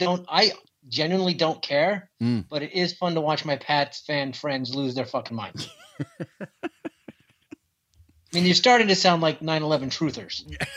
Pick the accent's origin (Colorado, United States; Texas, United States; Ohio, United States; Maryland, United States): Colorado, United States; now in Boston, United States; I am a comedian in Boston. I grew up in Colorado, but I live here now. In fine New England.